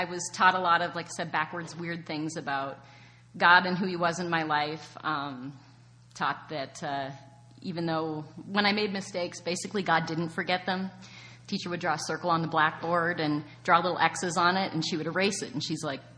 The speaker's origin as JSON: {"language": "English", "area": "small town on the border of Michigan", "region": "Ontario", "country": "Canada", "tie": "born or raised there", "said": "born and raised in Canada in a very small town on the border of Michigan"}